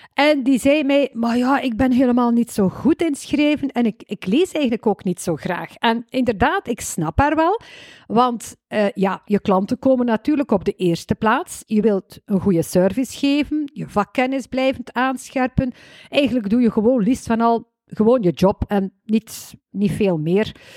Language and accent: Dutch; West Flanders, Belgium; accent: West Flemish